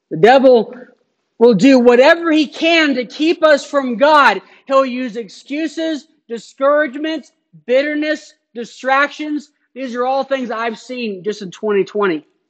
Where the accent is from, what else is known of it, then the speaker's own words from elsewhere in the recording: Phoenix, Arizona, United States; moved away; I grew up in Phoenix